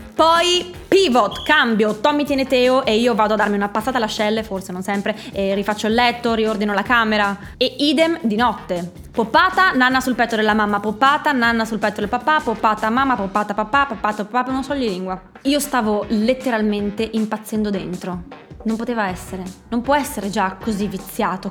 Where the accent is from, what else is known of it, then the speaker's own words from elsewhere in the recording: Friuli-Venezia Giulia, Italy; sono friulana, per noi friulani